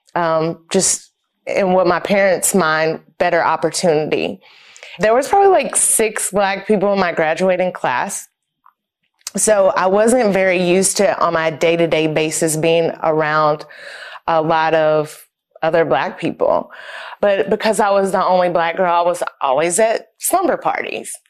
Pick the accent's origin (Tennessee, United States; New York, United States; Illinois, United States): Tennessee, United States; Knoxville; moved away as an adult; I'm originally from Knoxville, Tennessee. I lived there all my life up until I went to college, born and raised in East Tennessee